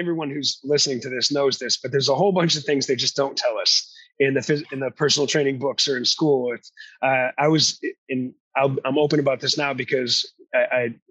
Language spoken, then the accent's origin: English; New England, United States; moved away as an adult; now in Sacramento, United States; I'm actually originally from New England